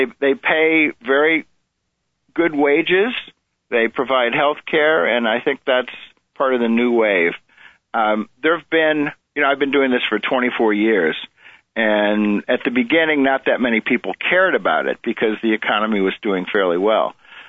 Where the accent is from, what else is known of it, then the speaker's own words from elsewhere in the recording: Midwest, United States; I come from the Midwest, from a manufacturing family